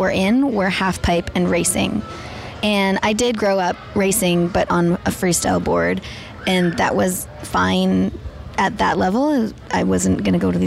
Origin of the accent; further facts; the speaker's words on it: Whistler, British Columbia, Canada; I am from Whistler, British Columbia. I grew up skiing